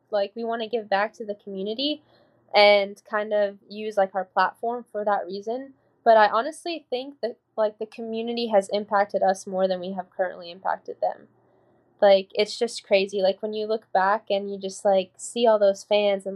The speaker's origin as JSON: {"language": "English", "town": "Louisville", "region": "Kentucky", "country": "United States", "tie": "born or raised there", "said": "I'm from Louisville. I'm not from Kentucky. When people ask me where I'm from, I'm from Louisville"}